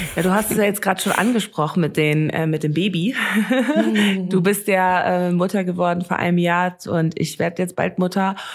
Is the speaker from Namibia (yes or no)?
yes; Namibia; first language German and English; ich bin ja hier in Namibia aufgewachsen